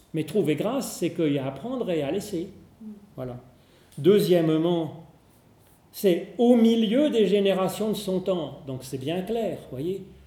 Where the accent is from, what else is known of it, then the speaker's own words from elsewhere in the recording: Geneva, Switzerland; on est genevois